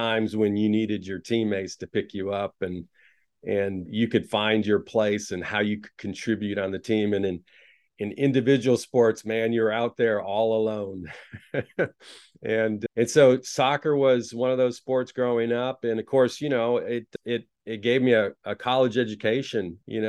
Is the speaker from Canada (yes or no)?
no; Taiwan; moved away; also born or lived in United States; I grew up in a different country. I was born in the United States, but went to Taiwan when I was 2 years old. Of course, Taiwan's a lot in the news a lot right now for various reasons, but that's where I grew up.